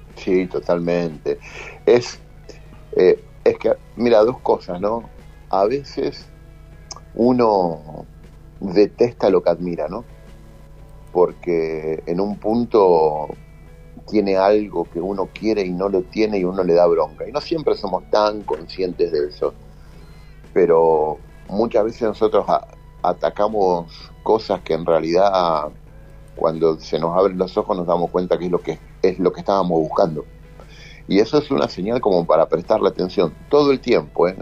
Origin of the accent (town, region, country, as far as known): Rosario, Santa Fe, Argentina; moved away